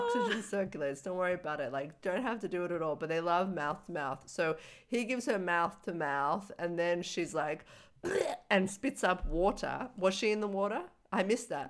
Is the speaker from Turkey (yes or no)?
no; Australia; as an Australian